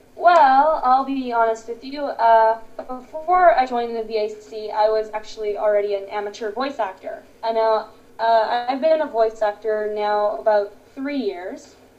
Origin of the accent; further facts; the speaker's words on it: Toronto, Ontario, Canada; I am from Canada, Toronto. Very nice place